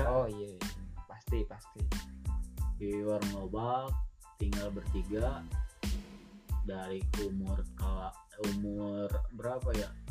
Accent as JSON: {"language": "Indonesian", "town": "Ciwidey", "region": "West Java", "country": "Indonesia", "tie": "born there", "said": "Jadi dulu saya lahir di Ciwidey sebelum uh, pindah ke Global"}